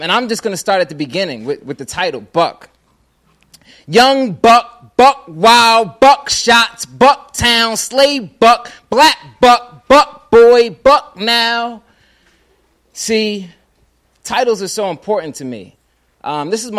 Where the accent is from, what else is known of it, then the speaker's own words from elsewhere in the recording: Philadelphia, Pennsylvania, United States; I'm from Philadelphia, Pennsylvania